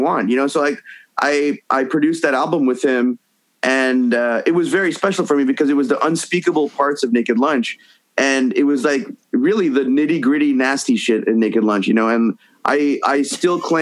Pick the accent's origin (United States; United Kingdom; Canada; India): Canada; Montreal, Quebec; moved away; In Montreal, my hometown